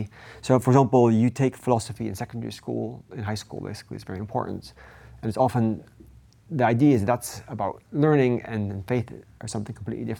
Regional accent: Gabon; also born or lived in Netherlands / United States / Cambridge, United Kingdom; So I grew up in Gabon, Central Africa. Then went back to the Netherlands, did undergraduate degree, did a PhD in the US

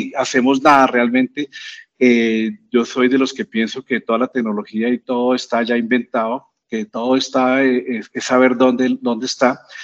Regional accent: Colombia; nosotros como, como buenos colombianos

